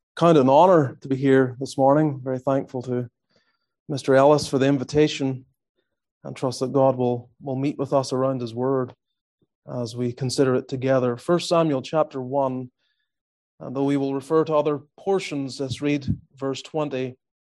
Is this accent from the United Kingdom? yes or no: yes; Northern Ireland, United Kingdom; moved away as an adult; also born or lived in Australia / Calgary, Alberta, Canada; now in Greenville, United States; I grew up in Northern Ireland